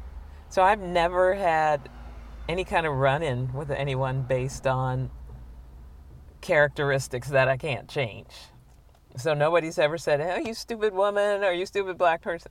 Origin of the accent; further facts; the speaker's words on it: United States; I'm an American.